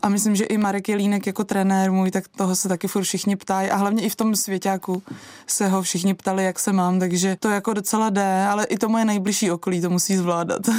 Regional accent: Krkonoše, Czechia; u nás doma v Krkonoších

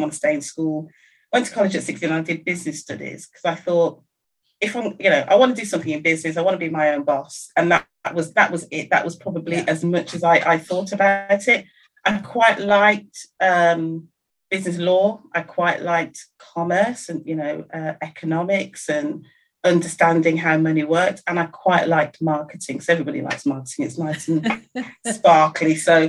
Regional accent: Birmingham, West Midlands, United Kingdom; I'm from the Midlands in Birmingham

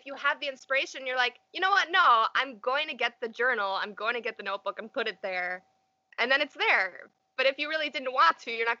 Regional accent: New York, United States; it's not exactly where I grew up, but it's my hometown, so to speak. So I can get a lot more in touch with nature here. We're on the Erie Canal

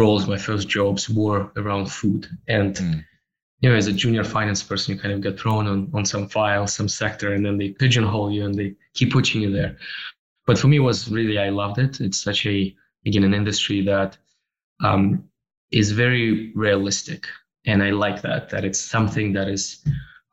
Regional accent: Russia; moved away as an adult; also born or lived in Toronto, Canada; born and raised in Russia, and then I moved to Canada in 2007, where in Toronto

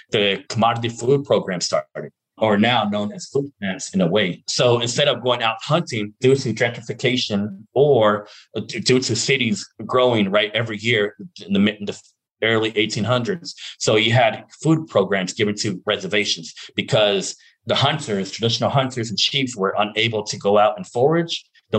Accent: Navajo Mountain, Utah, United States; And I come from a different place called Navajo Mountain, which is where my dad is from, my dad's family.

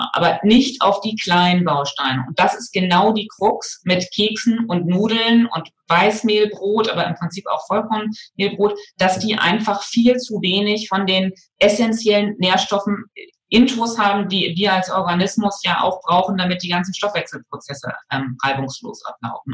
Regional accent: West Germany, Germany; in meiner Kindheit so in, in, in Westdeutschland

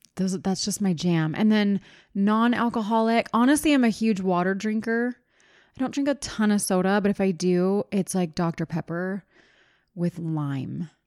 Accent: East Coast, United States; now in Utah, United States; I grew up on the East Coast

